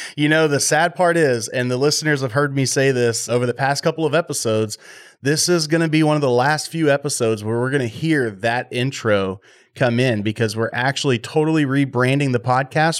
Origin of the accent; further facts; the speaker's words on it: Texas, United States; I'm from Texas